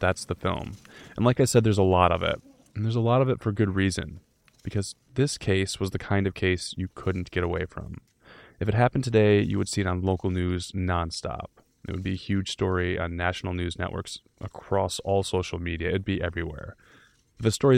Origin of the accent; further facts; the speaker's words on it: Oakland County, Michigan, United States; I grew up in Oakland County